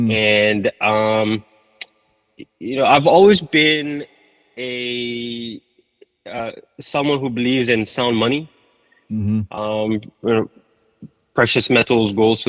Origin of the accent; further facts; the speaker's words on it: Malaysia; Malaysia. Okay. And I went to the States to study for a little bit.